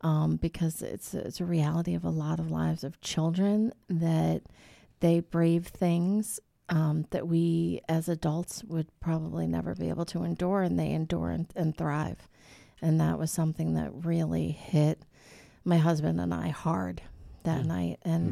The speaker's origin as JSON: {"language": "English", "region": "New York", "country": "United States", "tie": "born or raised there", "said": "Well, that's just because I was brought up on Long Island."}